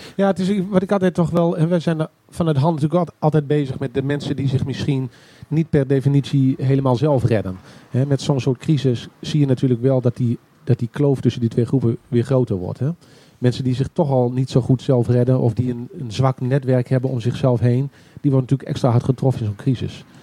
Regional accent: Groningen, Netherlands; Ja, ik ben ook echt een Groninger

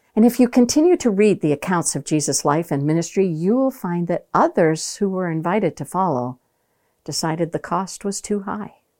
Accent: Maine, United States; Growing up in Maine, I had the opportunity to watch cousins follow their fathers into the fishing

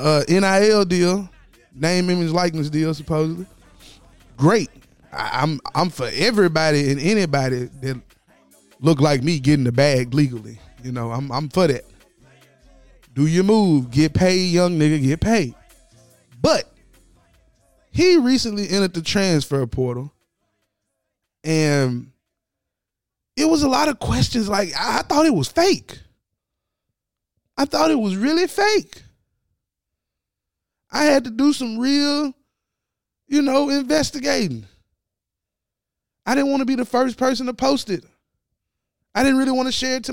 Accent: Tennessee, United States; I'm from Tennessee

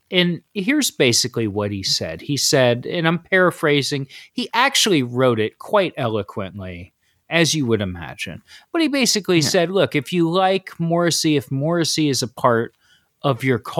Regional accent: Ohio, United States; I listened to … because I grew up in Ohio.

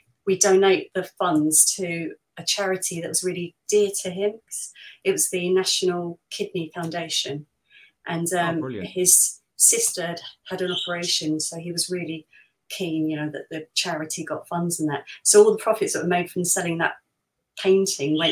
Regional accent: London, United Kingdom; I was born in Liverpool Road. If you're Islington, you usually Barts, Whittington, or Royal Free, really, or you're born at home

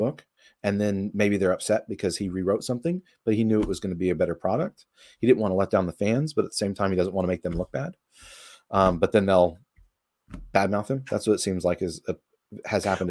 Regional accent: Texas, United States; I consider myself a Southerner. I'm from Texas

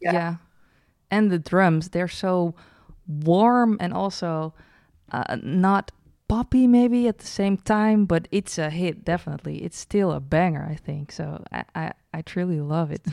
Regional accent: Breda, North Brabant, Netherlands; We're from Breda, uh, the city

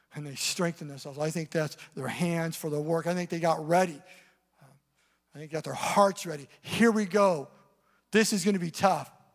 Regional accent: Eastern Washington, United States; now in Seattle area, United States; I grew up in Eastern Washington, up in the mountains

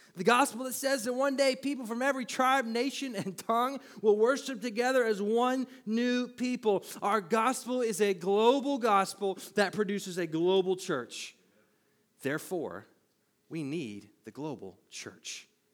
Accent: United States; I was born, raised here

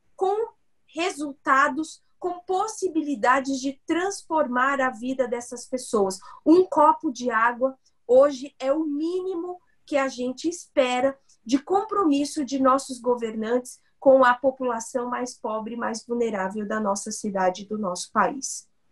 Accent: São Paulo, Brazil; eu nasci e cresci no Capão Redondo

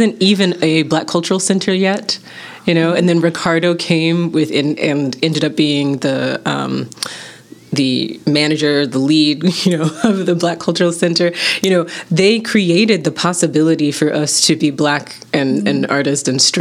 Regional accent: Kentucky, United States; also born or lived in Rochester, Minnesota; I moved here when I was about 6 years old

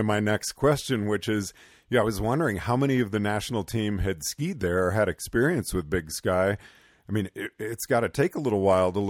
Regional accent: the Northwest, Pacific Northwest, United States; growing up in the Northwest where tree line's around 6,000 feet

